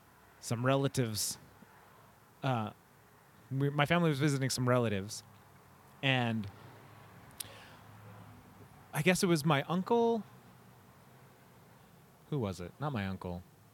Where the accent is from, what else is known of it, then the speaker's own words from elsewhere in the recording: Watsonville, California, United States; also born or lived in Scotts Valley; I grew up in Santa Cruz County my whole life. I was born and raised in Watsonville.